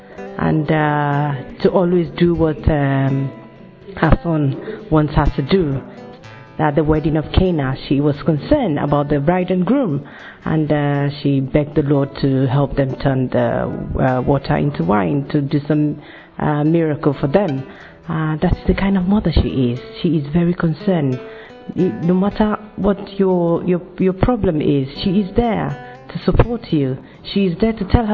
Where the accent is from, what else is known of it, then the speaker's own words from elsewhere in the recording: Nigeria; now in United Kingdom; I'm a Nigerian and I'm currently living in the UK